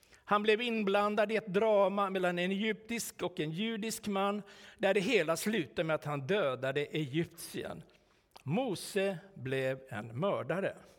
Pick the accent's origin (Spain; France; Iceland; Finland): Finland; moved away; also born or lived in Sweden; hemma i Finland